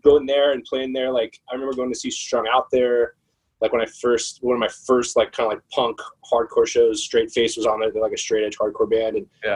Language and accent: English; Phoenix, Arizona, United States; moved away as an adult; now in New York, United States; I'm from Phoenix. I was born in Phoenix